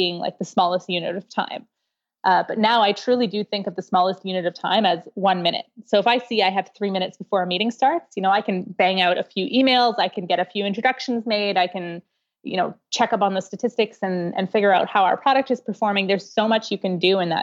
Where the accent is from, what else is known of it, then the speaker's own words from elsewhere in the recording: Canada; I'm Canadian